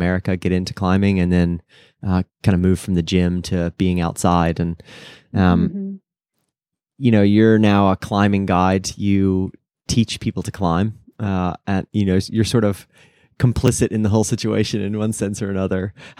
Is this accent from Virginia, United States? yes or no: yes; Virginia, United States; born there; I was born in Virginia.